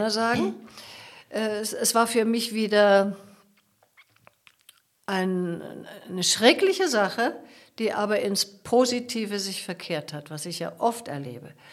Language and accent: German; Porto, Porto District, Portugal; ein ganz wohlhabendes Haus, in dem ich aufgewachsen war in Porto und da, da ist, liegt meine ganze Sehnsucht.